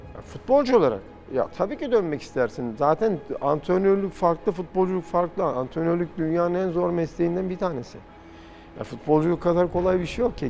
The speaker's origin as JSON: {"language": "Turkish", "country": "Turkey", "said": "ben bir Türk olarak"}